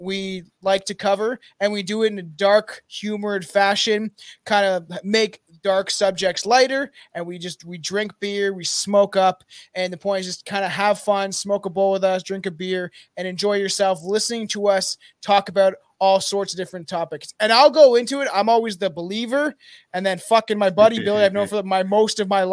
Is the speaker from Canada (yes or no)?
yes; Canada; I'm from Canada